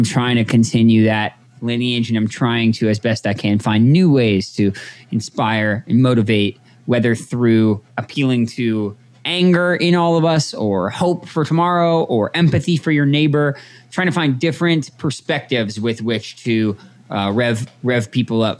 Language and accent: English; Toronto, Ontario, Canada; moved away as an adult; also born or lived in New Jersey / Montreal; now in Los Angeles, United States; I was born in New Jersey, working class family, immigrated to Canada when I was a young boy. I grew up in Toronto